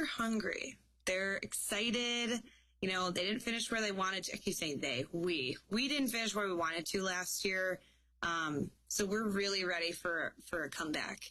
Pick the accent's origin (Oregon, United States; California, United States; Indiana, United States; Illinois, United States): Illinois, United States; moved away as an adult; now in Wisconsin, United States; I was in state because I was from Illinois